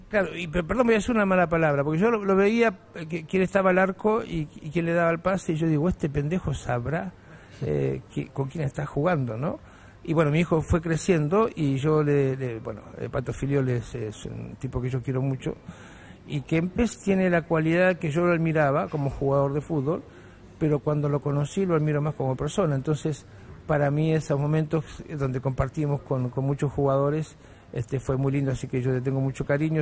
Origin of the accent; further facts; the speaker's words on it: Morón, Buenos Aires Province, Argentina; accent: porteño; moved away; also born or lived in Chile; soy argentino